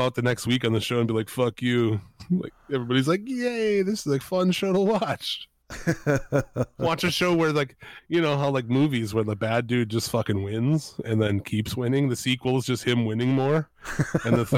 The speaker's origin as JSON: {"language": "English", "country": "United States", "said": "I'm just an American"}